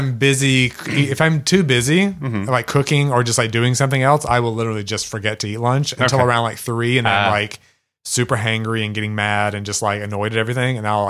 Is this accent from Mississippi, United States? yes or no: yes; Kosciusko, Mississippi, United States; moved away as an adult; also born or lived in New York; I grew up in Mississippi.